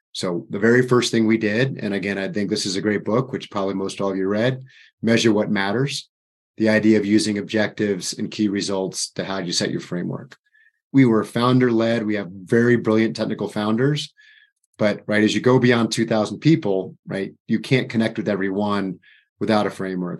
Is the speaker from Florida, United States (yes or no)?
yes; Florida, United States; moved away; I'm from Florida